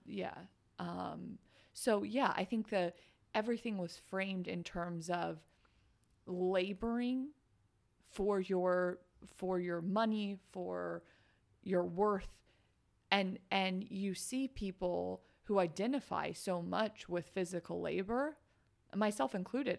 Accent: Midwest, United States; I grew up in the Midwest

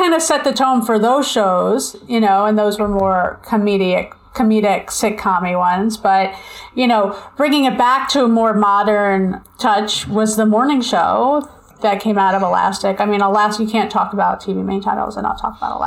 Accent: Long Island, New York, United States; accent: Long Island; I'm from Long Island

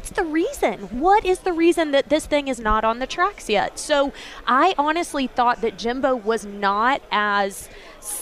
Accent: Alabama, United States; moved away as an adult; also born or lived in Charlotte, North Carolina; now in Nashville, United States; I am originally from Alabama. I grew up in a small town about an hour and a half from Auburn

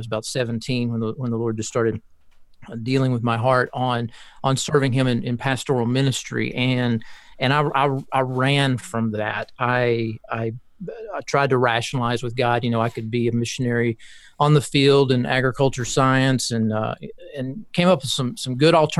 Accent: Kentucky, United States; now in Birmingham, United States; I'm originally from Kentucky

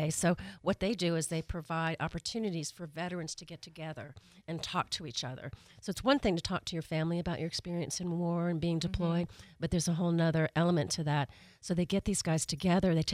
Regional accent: Atlanta, Georgia, United States; now in Pensacola, United States; I'm originally from Atlanta, Georgia.

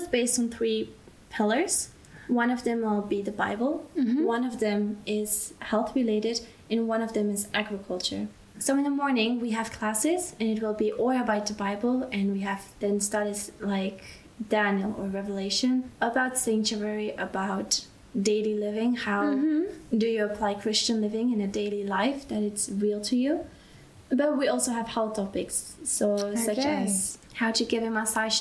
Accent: Belgium; moved away as an adult; now in Austria; I grew up in Belgium

